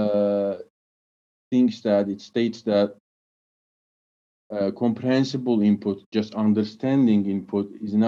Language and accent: English; Turkey; I'm from Turkey